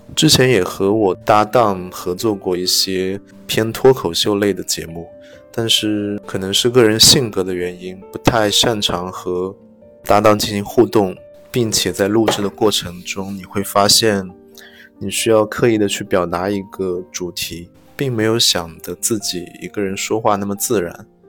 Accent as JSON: {"language": "Chinese", "town": "Ningbo", "region": "Zhejiang", "country": "China", "accent": "Ningbo dialect", "said": "我们宁波话"}